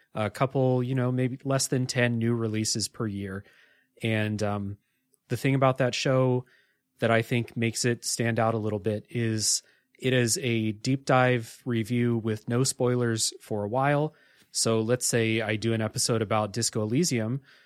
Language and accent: English; Ohio, United States; I grew up in Ohio